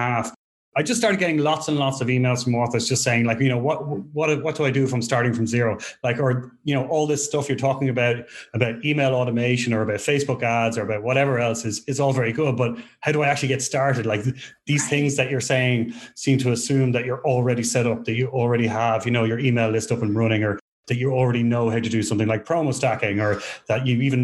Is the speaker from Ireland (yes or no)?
yes; Ireland; moved away as an adult; now in Portugal; Growing up in Ireland